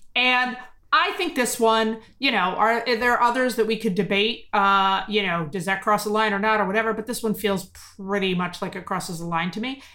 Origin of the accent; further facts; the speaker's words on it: United States; as an American, as an American Jew